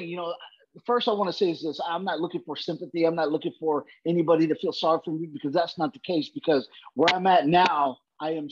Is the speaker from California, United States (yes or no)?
yes; Brawley, California, United States; also born or lived in Uvalde, Texas; so we moved to Southern California, a little uh, uh farm town uh, in Brawley, California.